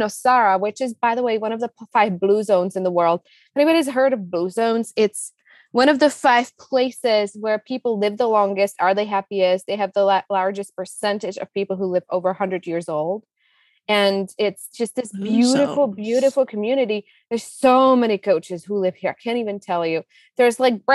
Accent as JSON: {"language": "English", "country": "Czechia", "tie": "born or raised there", "also_born_or_lived": "Colorado, United States", "second_language": "English", "moved": "yes", "lives_now": "Costa Rica", "said": "you can hear from my accent. I was born in the Czech Republic. I spent a good chunk of my life in the US, in Colorado. Right now, we live in Costa Rica"}